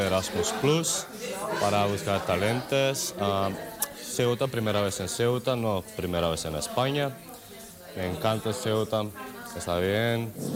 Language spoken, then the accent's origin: Spanish; North Macedonia; Spanish is a second language; vengo de Macedonia, de Macedonia del Norte.